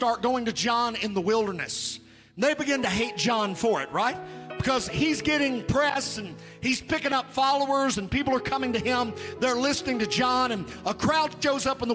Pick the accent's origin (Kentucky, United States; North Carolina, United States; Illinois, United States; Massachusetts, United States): Kentucky, United States; Webster County; I was raised in Webster County, Kentucky